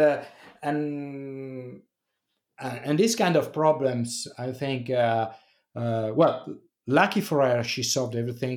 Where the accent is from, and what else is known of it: Italy